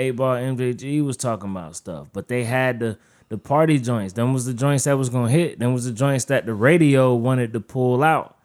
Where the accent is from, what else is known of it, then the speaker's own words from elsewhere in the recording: Wilmington, North Carolina, United States; I'm from the part of North Carolina, Wilmington, where, like, during the time, we had a lot of East Coast influence